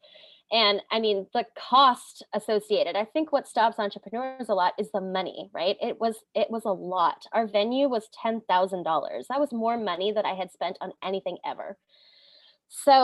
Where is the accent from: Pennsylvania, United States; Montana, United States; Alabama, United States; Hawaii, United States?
Hawaii, United States; I grew up in Hawaii